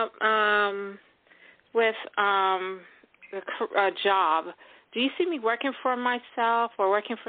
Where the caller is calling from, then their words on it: Florida, United States; calling from Florida.